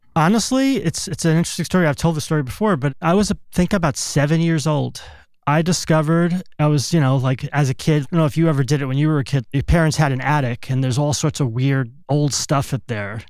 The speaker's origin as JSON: {"language": "English", "town": "East Brunswick", "region": "New Jersey", "country": "United States", "tie": "born or raised there", "also_born_or_lived": "Brooklyn, New York", "moved": "as an adult", "lives_now": "California, United States", "said": "Born in Brooklyn till I was th-, thirty-five, I lived in New Jersey, central New Jersey, a town called East Brunswick"}